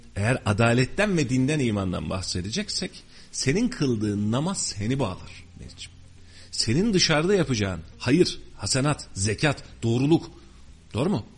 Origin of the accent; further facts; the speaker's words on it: Turkey; Ben bu memlekette doğdum. Ben bu memleketin çocuğuyum.